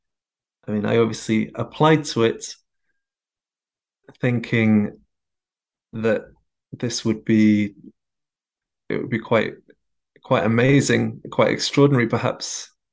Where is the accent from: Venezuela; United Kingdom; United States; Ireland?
United Kingdom; England; my home country of England.